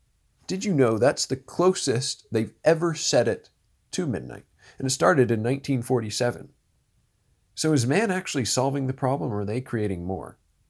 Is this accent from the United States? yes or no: no; Orangeville, Ontario, Canada; He lived near where I grew up in Orangeville, Ontario. He was just a little bit north of Shelburne, if you know where that is.